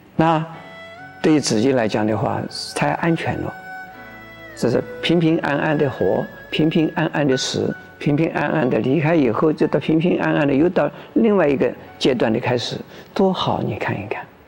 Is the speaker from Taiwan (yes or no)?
yes; Taiwan; 我们这个中国人或者是我们台湾人的一种习俗